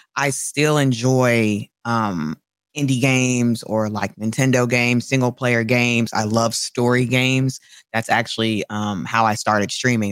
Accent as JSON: {"language": "English", "town": "Chicago", "region": "Illinois", "country": "United States", "said": "I'm a Chicagoan."}